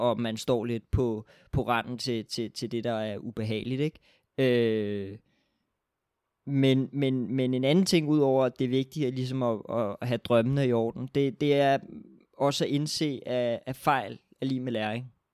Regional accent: Denmark

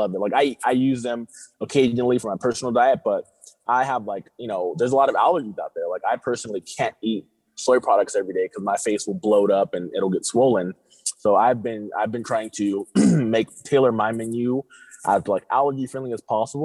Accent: Riverside, California, United States; also born or lived in Tijuana, Mexico / Rosarito, Mexico; now in San Diego, United States; I'm from Riverside

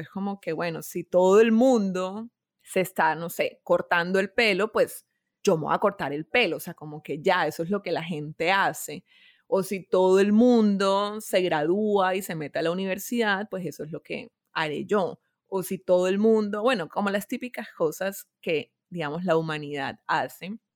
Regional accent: Barranquilla, Atlántico, Colombia; moved away as an adult; also born or lived in Bogotá; yo soy de Barranquilla, pero viví 11 años en Bogotá.

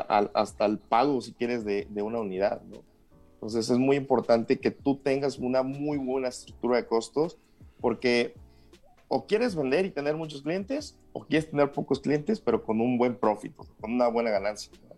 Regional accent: Huasteca Potosina, San Luis Potosí, Mexico; moved away as an adult; now in Querétaro, Mexico; soy del estado de San Luis Potosí, de la región Huasteca, está en el sur del estado

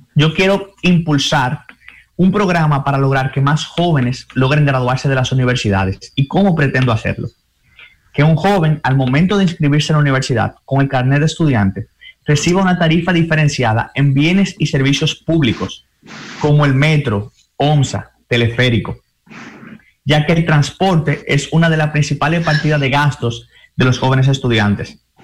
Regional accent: Dominican Republic; nosotros como dominicanos

